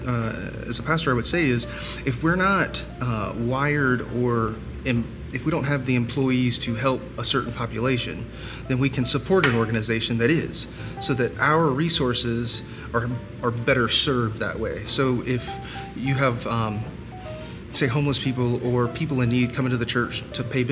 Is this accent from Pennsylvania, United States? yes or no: no; Columbia, South Carolina, United States; I'm from Columbia